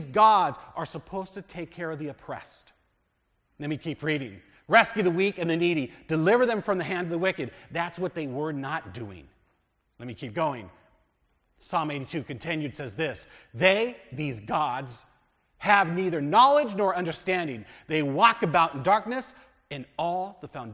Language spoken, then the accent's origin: English; United States; We're American Christians. We are very much American Christians